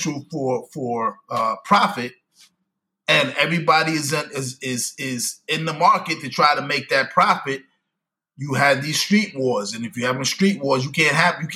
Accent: New York City, New York, United States; growing up in Brooklyn, Linda Plaza, shout out to Linda Plaza, East New York

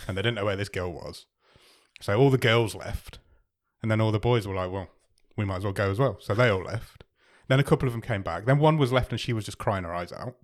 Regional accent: England, United Kingdom; We're English

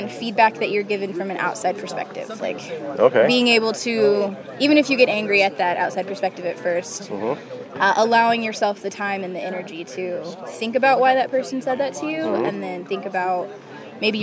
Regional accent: Amarillo, Texas, United States; also born or lived in Austin, Texas; I'm from Amarillo, Texas

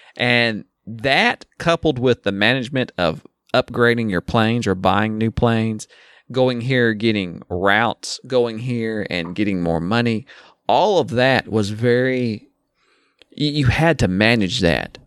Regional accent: the South, United States; I'm from the South

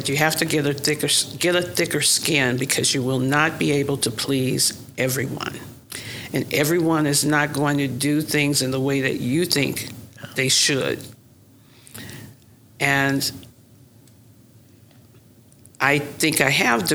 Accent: Oklahoma City, Oklahoma, United States; moved away as an adult; now in Sacramento, United States; I'm from Oklahoma City.

